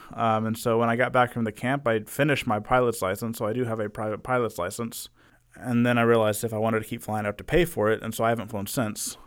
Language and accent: English; Arlington, Texas, United States; been in Arlington all my life